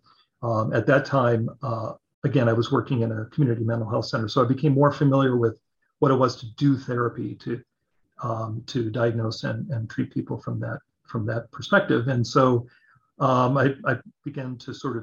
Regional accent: Orange County, California, United States; I grew up in Orange County, California

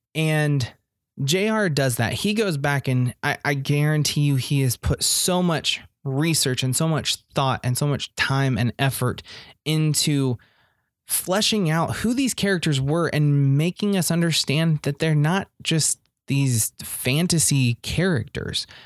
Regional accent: Indiana, United States; I'm just a hick from Indiana

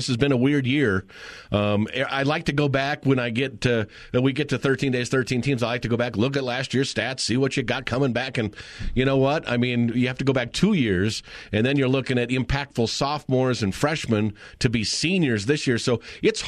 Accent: Thousand Oaks, California, United States; I'm a Thousand Oaks guy

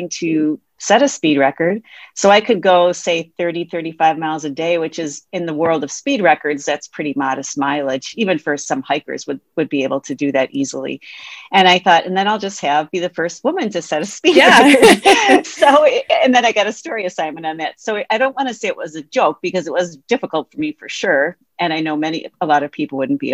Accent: Wisconsin, United States; in Wisconsin, my home state

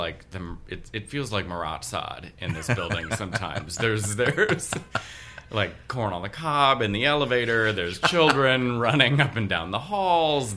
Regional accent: Baltimore, Maryland, United States; now in New York, United States; I grew up in Baltimore.

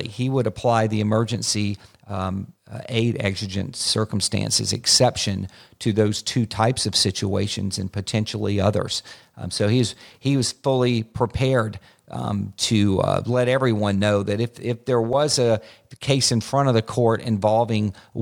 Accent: Florida, United States; My home state of Florida

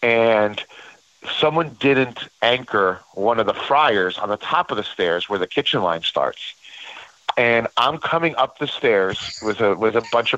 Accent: New York, United States; I'm a New Yorker, and, you know, usually I dress like a Saturday Night Live character

